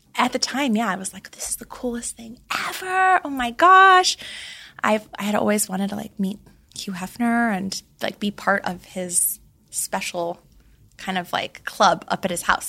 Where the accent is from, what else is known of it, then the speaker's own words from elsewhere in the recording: Laguna Beach, California, United States; I grew up in Laguna Beach, California, where the show took place.